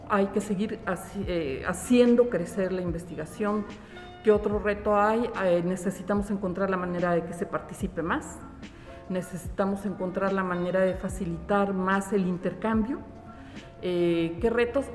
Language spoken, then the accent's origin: Spanish; Mexico; Una de las grandes características que tenemos, yo creo que como mexicanos, como nacionalidad, tiene que ver con la creatividad